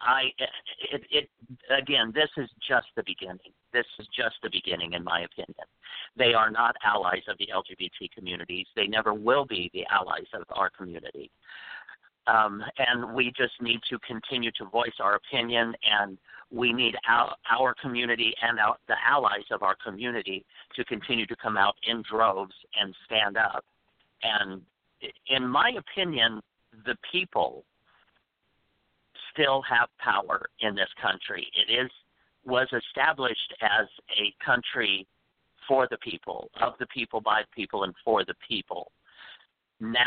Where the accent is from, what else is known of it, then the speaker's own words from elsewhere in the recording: Midwest, United States; now in New York, United States; I grew up in the Midwest in the 60s and the 70s.